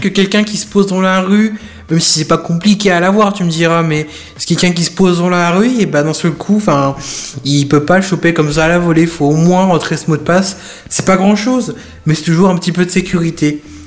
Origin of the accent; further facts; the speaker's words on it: France; chez nous en France